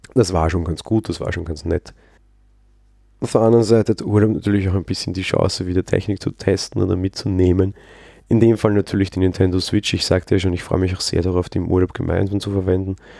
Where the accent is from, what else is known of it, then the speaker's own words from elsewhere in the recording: Vienna, Austria; Als Wiener